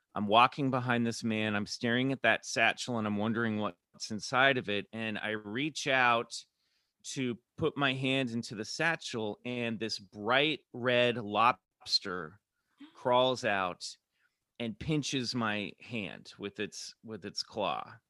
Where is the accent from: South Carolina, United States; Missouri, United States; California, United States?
Missouri, United States; Kansas City; also born or lived in Colorado / Minnesota; I grew up in Kansas City, but I was born in Colorado, then mo-, my family moved to Minnesota